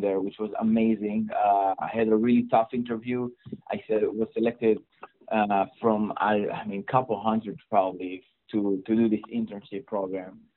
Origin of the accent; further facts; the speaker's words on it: Israel; accent: Israeli; that's my Israeli accent